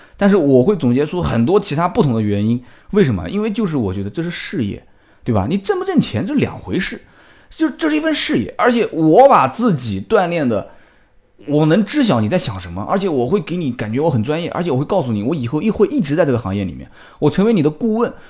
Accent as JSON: {"language": "Chinese", "town": "Nanjing", "region": "Jiangsu", "country": "China", "tie": "born or raised there", "said": "我是南京的土著，完了之后也是啊，基本上上学啊，工作，都在这个地方"}